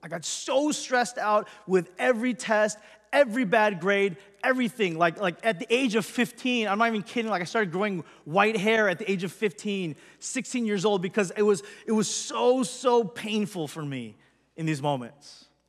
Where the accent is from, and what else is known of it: Los Angeles, California, United States; born or raised there